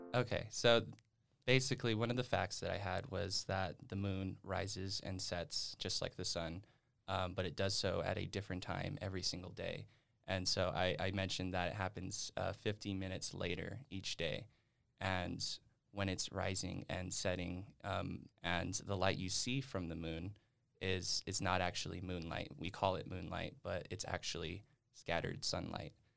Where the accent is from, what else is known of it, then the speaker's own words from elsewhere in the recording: West Wendover, Nevada, United States; moved away as an adult; also born or lived in Reno, Nevada; now in Utah, United States; I am from West Wendover